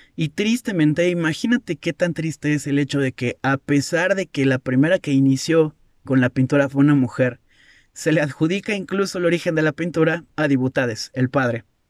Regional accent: Mexico; yo soy, yo soy mexicano

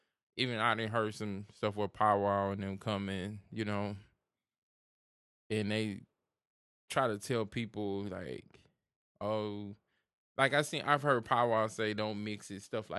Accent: Houston, Texas, United States; We're from Houston. We know the drink culture.

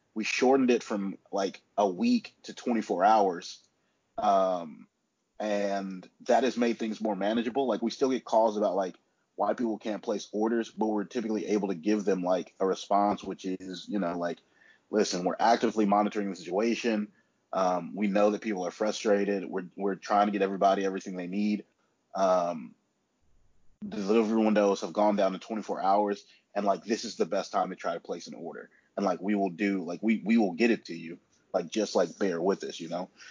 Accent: Huntsville, Alabama, United States; moved away as an adult; now in Birmingham, United States; now I'm in Huntsville, which is my hometown

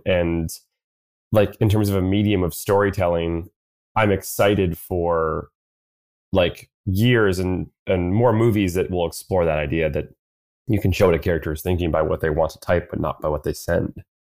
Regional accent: New York City, New York, United States; I'm born and raised in New York City

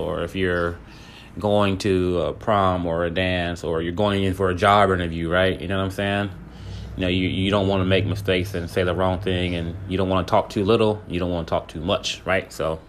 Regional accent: California, United States; now in Texas, United States; just moving to Texas, like, because I'm from California. So, you know, when I came from California to Texas, man, I didn't dress like anybody here.

